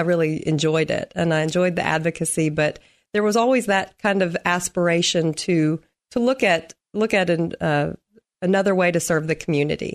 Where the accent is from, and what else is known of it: Nashville, Tennessee, United States; moved away as an adult; now in Clarksville, United States